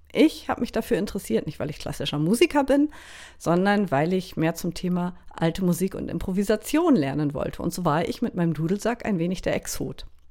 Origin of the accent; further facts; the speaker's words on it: Baltic coast of Schleswig-Holstein, Germany; moved away as an adult; also born or lived in Berlin; now in Lüneburg Heath, Germany; ich komme ursprünglich von der schleswig-holsteinischen Ostseeküste. Ich bin also direkt am Meer aufgewachsen